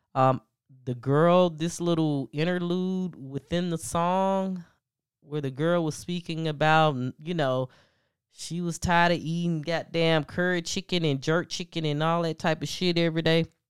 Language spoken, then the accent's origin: English; the South, United States; I'm from the South. you know, I come from the South